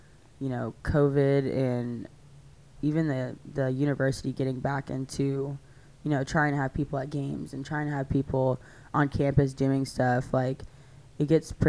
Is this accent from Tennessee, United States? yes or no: yes; outside Nashville, Tennessee, United States; I came from a pretty small high school just outside of Nashville